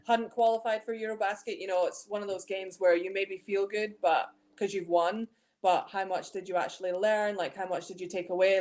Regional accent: Scotland, United Kingdom; moved away as an adult; also born or lived in Leicester, England; I grew up playing exclusively in Scotland, um, all throughout like my youth basketball, like with being at Tayside Musketeers

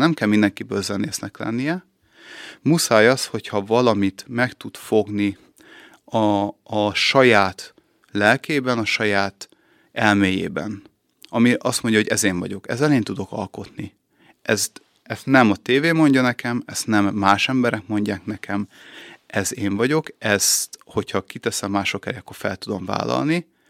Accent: Budapest, Hungary; moved away as an adult; also born or lived in Szeged / Vác; now in Békéscsaba, Hungary; Én Pesten születtem

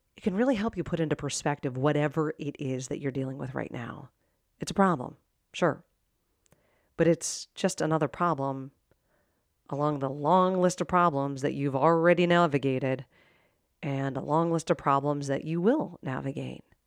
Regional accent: Pittsburgh, Pennsylvania, United States; I grew up in Pittsburgh, and my sister was at Penn State

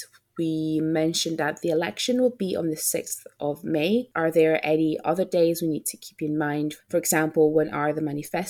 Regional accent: Italy; now in Scotland, United Kingdom; As you know, I'm Italian

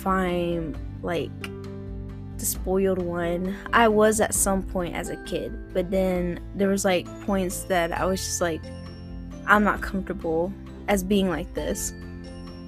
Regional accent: Spartanburg, South Carolina, United States; also born or lived in Greenville, South Carolina / Florida; how I grew up around these areas in South Carolina

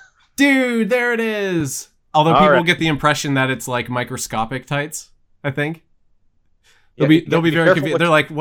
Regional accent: Altoona, Pennsylvania, United States; Yeah, so we're both from Altoona, which is almost the direct center of the state.

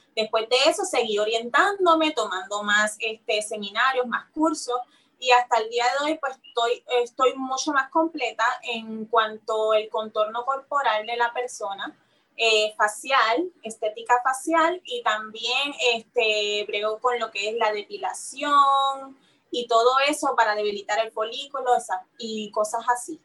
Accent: Carolina, Puerto Rico; moved away as an adult; also born or lived in San Juan, Puerto Rico / New York, United States; yo nací aquí en San Juan, Puerto Rico, en Santurce, San Juan. Eh, fui criada en el área, en el pueblo de Carolina.

